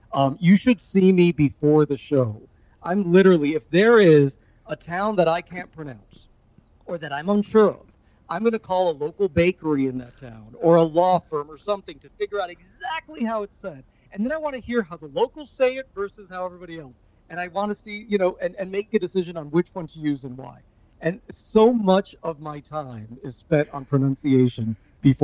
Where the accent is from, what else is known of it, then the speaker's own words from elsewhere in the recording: Hialeah, Florida, United States; also born or lived in Westchester; I grew up in Hialeah, by the way.